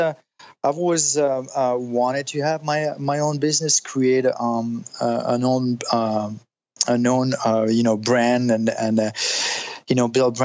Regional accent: Italy; moved away as an adult; also born or lived in Switzerland / France; now in Los Angeles, United States; I'm French. My parents are French, but I grew up in Italy. I was born in Switzerland, and I moved to the States when I was 19

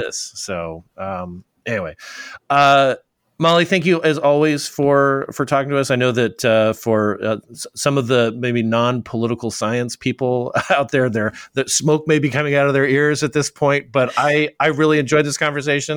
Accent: Arizona, United States; from Arizona, my home state

